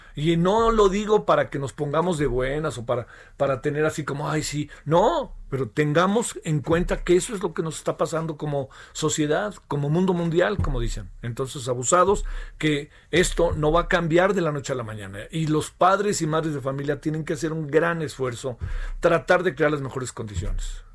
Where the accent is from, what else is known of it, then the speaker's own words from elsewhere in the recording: Mexico; los mexicanos y las mexicanas tenemos muchos problemas de salud